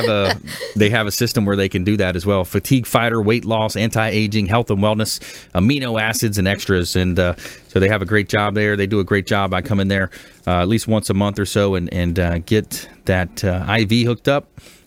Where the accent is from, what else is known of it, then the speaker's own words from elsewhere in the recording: LaBelle, Florida, United States; I'm from the Hendry County